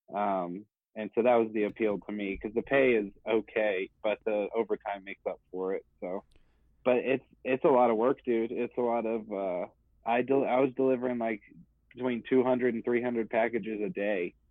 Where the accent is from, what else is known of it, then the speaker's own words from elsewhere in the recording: Dallas, Texas, United States; I'm from Dallas